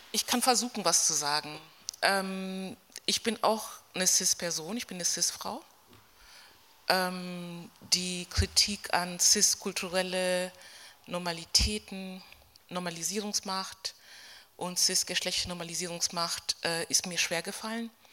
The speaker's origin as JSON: {"language": "German", "region": "Berlin", "country": "Germany", "said": "ich komme aus Berlin, wir sind ein bisschen rambulischer"}